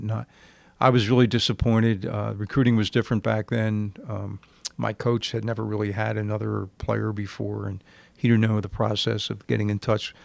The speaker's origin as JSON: {"language": "English", "region": "New Jersey", "country": "United States", "tie": "born or raised there", "said": "growing up in South Jersey, playing in a league when I was nine years old"}